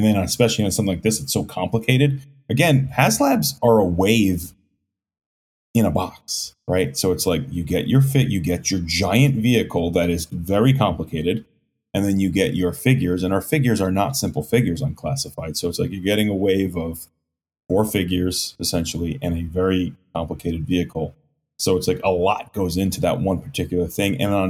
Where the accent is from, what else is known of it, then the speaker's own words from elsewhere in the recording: New Jersey, United States; I'm from New Jersey.